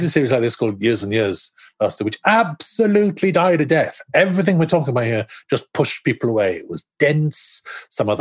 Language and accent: English; Wales, United Kingdom